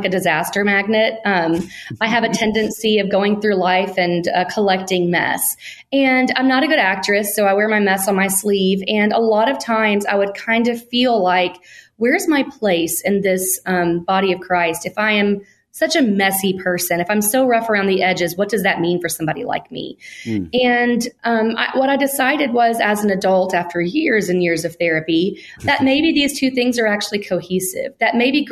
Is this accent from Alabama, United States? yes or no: yes; Alabama, United States; I was born and raised in Alabama.